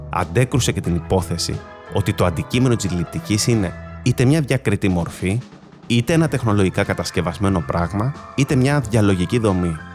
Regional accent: Greece; born there; Πολύ όμορφο γιατί είμαι περήφανο που γεννήθηκα στην Ελλάδα αλλά πάντα ένα ληξιαρχικό στοιχείο.

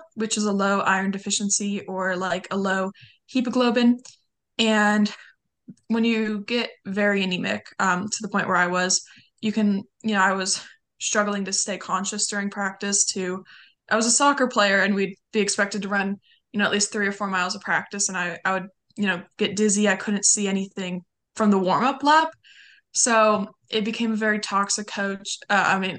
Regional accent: Lancaster, California, United States; I grew up a little bit like about 30-40 minutes north of LA, in a much smaller like suburb in the desert

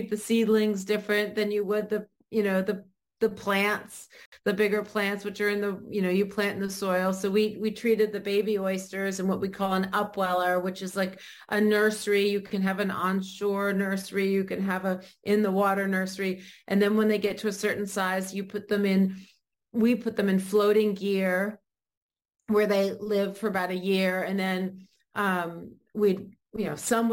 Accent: Maine, United States; I grew up in Maine.

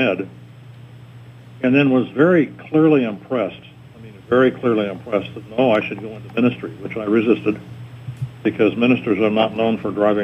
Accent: Denver, Colorado, United States; moved away as an adult; also born or lived in Lincoln, Nebraska / Wyoming; I was born and raised in Denver

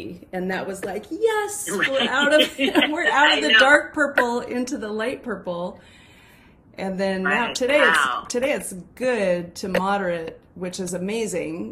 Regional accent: the Northwest, Pacific Northwest, United States; I grew up here in the Northwest

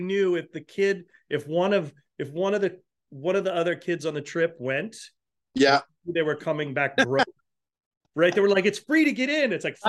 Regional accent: New England, United States; moved away; also born or lived in California; coming from California to Montreal, like growing up in New England

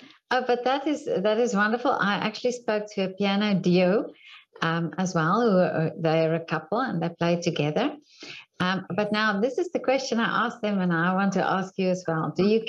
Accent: South Africa; now in Vienna, Austria; I'm from South Africa.

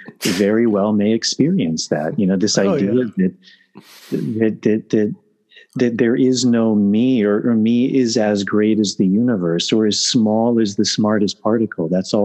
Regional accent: New York, United States; maybe it's because I'm from New York

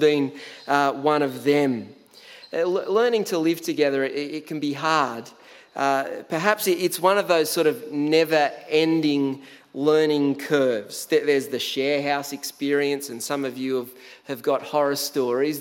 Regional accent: Tathra, New South Wales, Australia; moved away as an adult; also born or lived in Canberra; when I first moved out of home from the beautiful Tathra on the far south coast of New South Wales

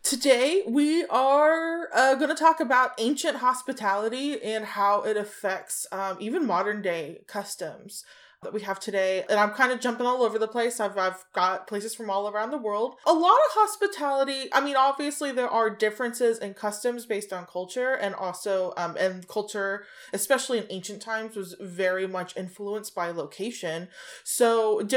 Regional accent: United States; I'm American

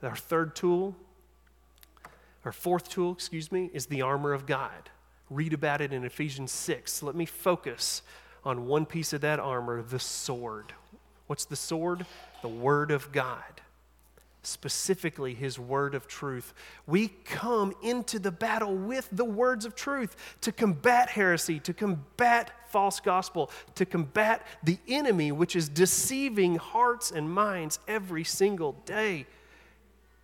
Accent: East Tennessee, United States; I'm from East Tennessee

